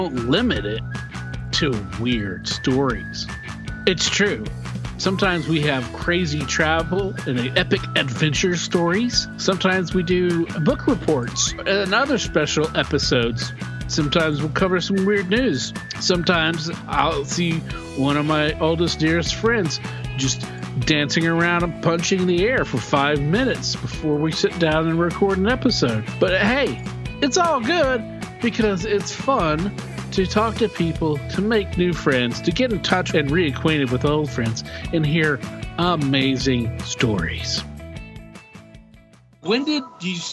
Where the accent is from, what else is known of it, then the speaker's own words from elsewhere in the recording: the Bible Belt, United States; growing up in the Bible Belt